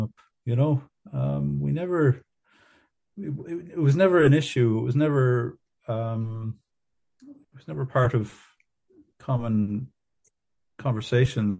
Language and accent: English; Ballyduff, Munster, Ireland; moved away as an adult; also born or lived in Canada / Dublin; I grew up in North Kerry in a, a small kind of farming community uh, near Ballybunion, a town called Ballyduff or a village called Ballyduff.